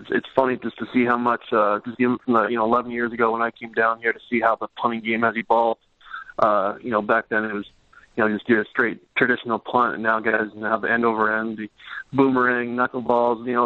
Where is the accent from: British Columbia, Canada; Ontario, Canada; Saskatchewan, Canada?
Saskatchewan, Canada; Regina; moved away; So we grew up, uh, growing up in Regina